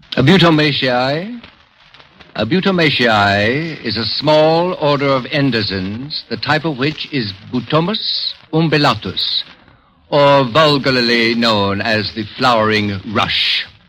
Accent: Indiana, United States; I'm from Indiana

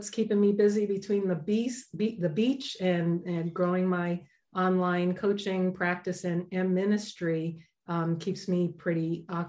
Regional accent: New York, United States; also born or lived in Denver, Colorado; now in Southern California, United States; I'm originally from New York.

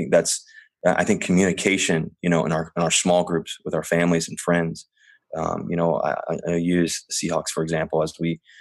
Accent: Richmond, Virginia, United States; also born or lived in Cincinnati, Ohio; now in Seattle, United States; I grew up in Virginia.

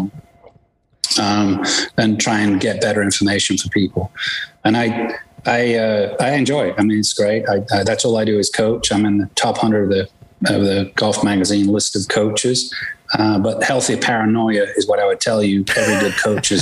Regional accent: England, United Kingdom; moved away as an adult; I was born in England and played golf over there professionally. Came here 30-some years ago

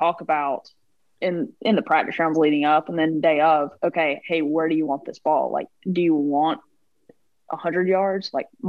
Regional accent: United States; as an American

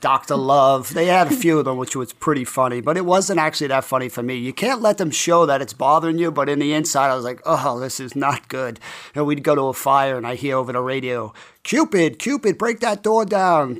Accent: New York City, New York, United States; I grew up in College Point, Queens, which is a pretty tough blue-collar neighborhood.

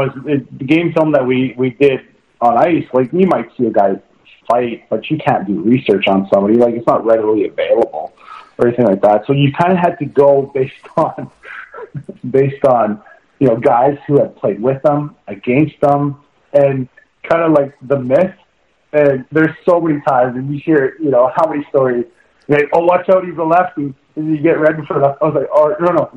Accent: Saskatchewan, Canada; I'm from Saskatchewan.

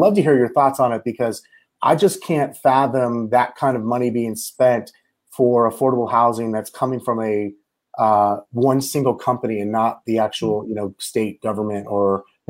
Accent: Bay Area, Northern California, United States; moved away; I'm originally from Northern California. It's not really Northern California. I'm called the Bay Area.

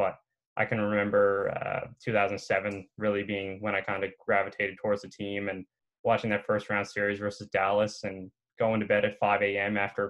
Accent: St. John's, Newfoundland and Labrador, Canada; also born or lived in Ontario; Yeah, so I'm from St. John's, Newfoundland. I've kind of been the same place my whole life. I still live in the house that I was born in.

